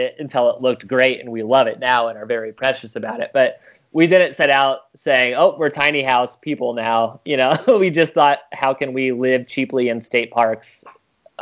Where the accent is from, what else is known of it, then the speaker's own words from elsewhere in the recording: Broken Bow, Nebraska, United States; moved away; the Custer County Chief, which was my hometown newspaper